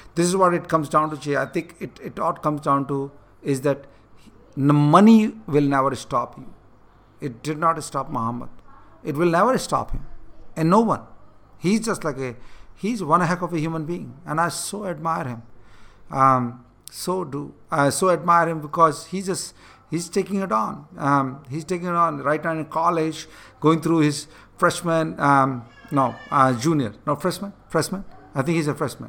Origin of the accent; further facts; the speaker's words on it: India; moved away; I'm in India right now, and this is the part of the world I grew up